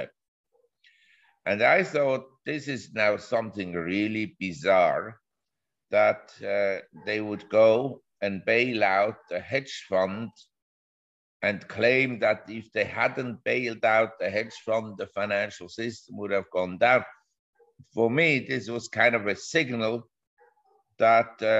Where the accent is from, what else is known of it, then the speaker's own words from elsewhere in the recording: Switzerland; moved away as an adult; also born or lived in Geneva / Zurich / New York; I was born in Switzerland and I grew up in Geneva and Zurich.